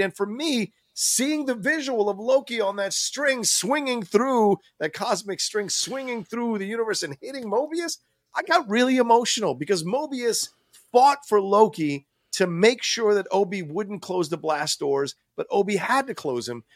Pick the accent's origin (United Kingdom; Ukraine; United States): United States; Virginia; growing up in Virginia, you know, we didn't have a lot of money